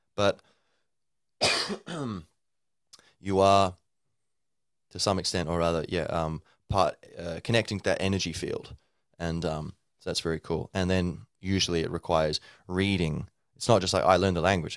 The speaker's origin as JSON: {"language": "English", "country": "Australia", "tie": "born or raised there", "moved": "yes", "lives_now": "Dublin, Ireland", "said": "I was born and grew up in Australia, so I'd say I'm, I'm both Australian and Irish"}